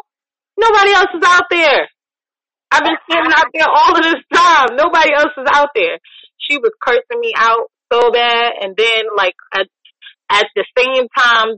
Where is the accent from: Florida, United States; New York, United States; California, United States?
New York, United States; now in Virginia, United States; the snow that I grew up with in New York.